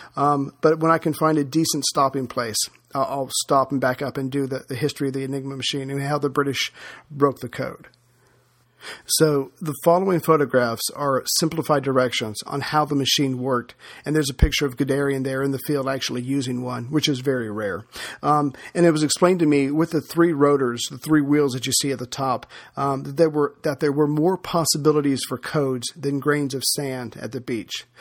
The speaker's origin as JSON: {"language": "English", "country": "United States", "said": "as an American"}